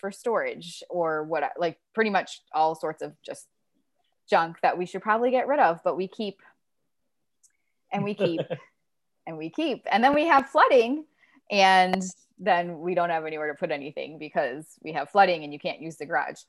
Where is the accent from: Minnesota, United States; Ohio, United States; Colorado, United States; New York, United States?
Ohio, United States; moved away; I grew up in Ohio where it snows a lot